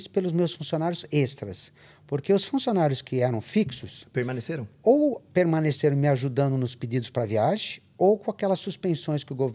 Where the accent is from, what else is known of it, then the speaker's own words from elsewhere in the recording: Brazil; Eu não sou italiano, sou brasileiro.